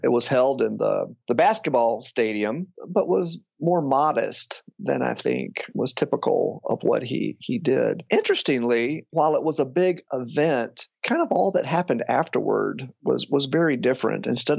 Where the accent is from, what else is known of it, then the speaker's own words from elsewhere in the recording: the South, United States; Growing up in the South, I knew nothing about things like Wheaton College and Christian colleges. Again, everybody was a Christian.